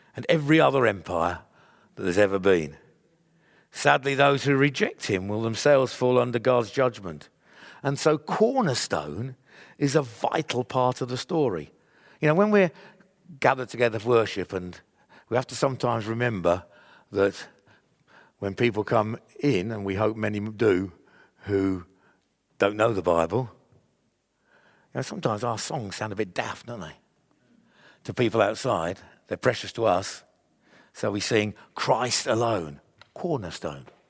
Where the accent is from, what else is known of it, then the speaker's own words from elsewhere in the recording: England, United Kingdom; I'm a believer in Jesus, joined with other Jeju, believers in Jesus across the world who happens to be English